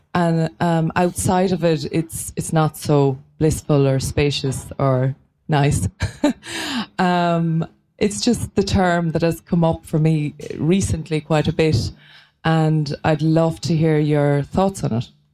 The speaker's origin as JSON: {"language": "English", "country": "Ireland", "said": "I'm from Ireland, so I hope you can understand me with my accent."}